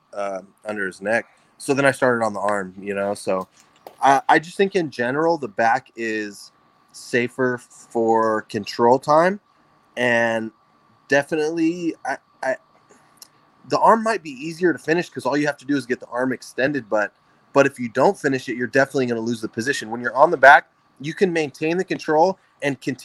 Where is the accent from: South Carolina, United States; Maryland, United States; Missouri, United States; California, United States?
California, United States; Fresno; moved away as an adult; Fresno, my hometown. I was living with my parents